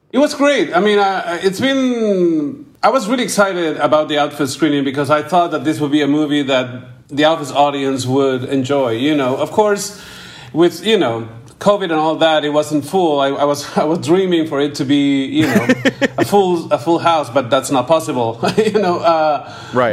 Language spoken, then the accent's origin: English; Peru; I came from Peru. You know, I, am I'm, I'm I'm in Peru right now.